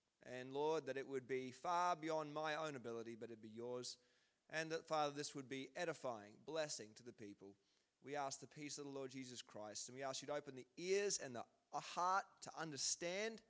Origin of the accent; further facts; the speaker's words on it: Queensland, Australia; moved away; I'm from Queensland, which means that the grass grows like 100 times faster than it does here.